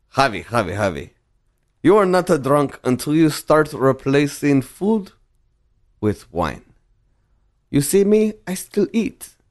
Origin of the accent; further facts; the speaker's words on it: Reynosa, Tamaulipas, Mexico; moved away; also born or lived in South Texas; That's my hometown